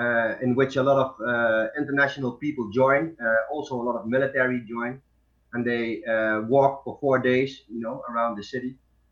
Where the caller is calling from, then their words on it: Deest, Gelderland, Netherlands; I'm calling from Deest, and Deest is like a really small village near Nijmegen. Nijmegen is the biggest city in the neighborhood here.